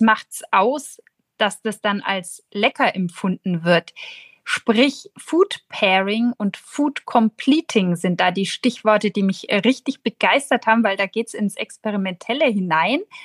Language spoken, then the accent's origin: German; Nuremberg, Bavaria, Germany; als Nürnberger Protestantin